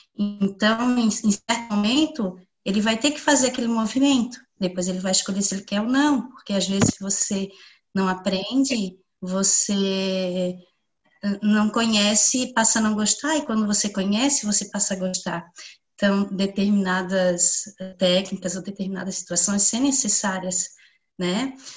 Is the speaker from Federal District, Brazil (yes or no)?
no; Biguaçu, Santa Catarina, Brazil; Eu sou de Biguaçu.